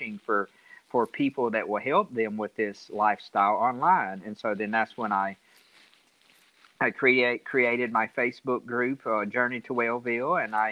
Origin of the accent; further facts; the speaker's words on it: Central Alabama, United States; I'm from Central Alabama